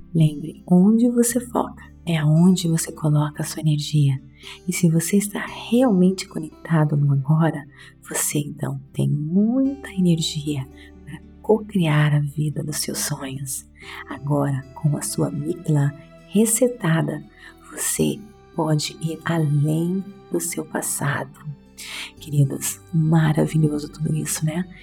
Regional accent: Brazil; moved away; Tanto tempo fora do Brasil, meu português está um pouquinho fraquinho.

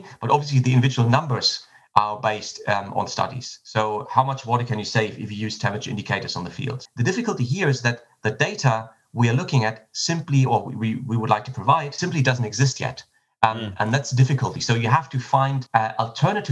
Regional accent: Schleswig-Holstein, Germany; now in Freiburg, Germany; I grew up in Schleswig-Holstein and in Germany

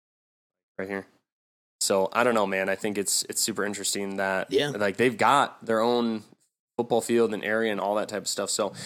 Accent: Wells, Minnesota, United States; moved away; I was growing up at USC in Wells, Minnesota

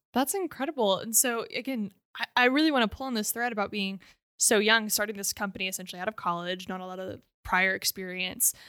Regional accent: Oklahoma, United States; I said, "Oklahoma."

